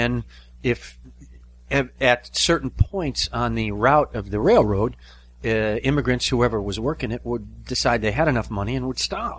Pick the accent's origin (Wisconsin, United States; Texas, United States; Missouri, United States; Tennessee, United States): Wisconsin, United States; Kenosha; Italian from Kenosha. My hometown was heavily Italian when I was growing up.